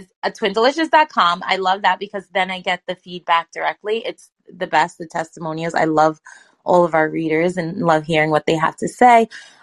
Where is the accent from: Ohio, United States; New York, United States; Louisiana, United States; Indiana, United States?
New York, United States; New York City; I am a New Yorker, like a native New Yorker, I was born in Brooklyn